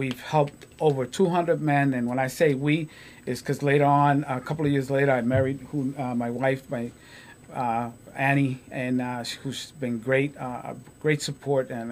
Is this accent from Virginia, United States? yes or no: no; Lawrence, Massachusetts, United States; also born or lived in Puerto Rico; I lived in Lawrence. You know, I was raised in Lawrence.